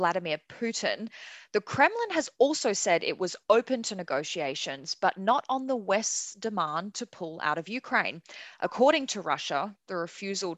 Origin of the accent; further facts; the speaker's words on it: Perth, Western Australia, Australia; Growing up in Perth